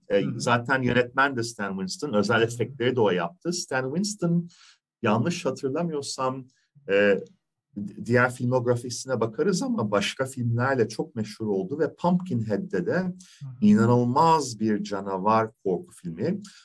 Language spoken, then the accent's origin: Turkish; İzmir, Turkey; Ben İzmirliyim